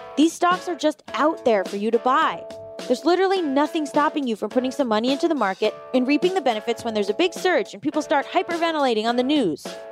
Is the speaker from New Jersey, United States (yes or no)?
no; Florida, United States; I'm from Florida